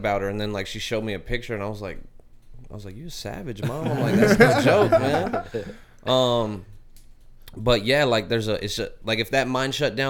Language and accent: English; Miami, Arizona, United States; Miami, Arizona. I'm born and raised in Miami, Arizona.